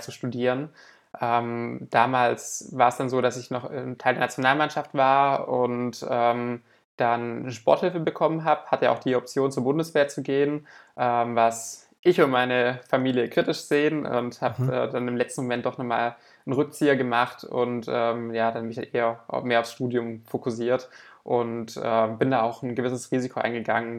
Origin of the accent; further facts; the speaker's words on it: Southern Germany, Germany; bei uns im Süden von Deutschland